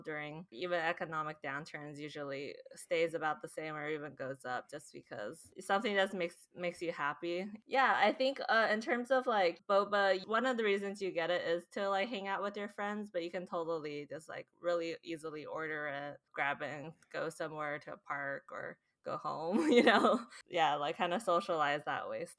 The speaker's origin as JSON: {"language": "English", "area": "Bay Area", "region": "California", "country": "United States", "tie": "born or raised there", "moved": "as an adult", "lives_now": "Seattle, United States", "said": "Quick Lees in Cupertino, which is, like, near my hometown"}